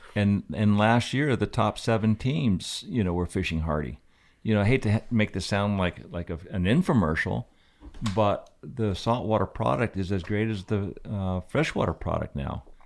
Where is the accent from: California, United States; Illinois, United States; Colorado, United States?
Colorado, United States; Aspen; my whole life growing up in Aspen was basically a skier